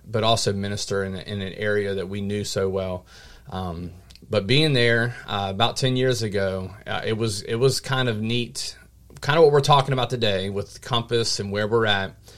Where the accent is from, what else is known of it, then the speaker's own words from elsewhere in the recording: Mechanicsville, Virginia, United States; born and raised here in this area locally in Mechanicsville, Virginia